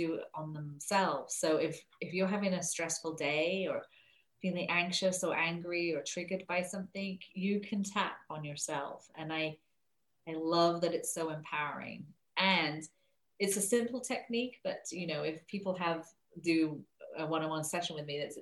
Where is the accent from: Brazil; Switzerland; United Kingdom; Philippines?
United Kingdom; England; moved away as an adult; now in San Francisco, United States; I'm originally from England, hence the accent, and I live in San Francisco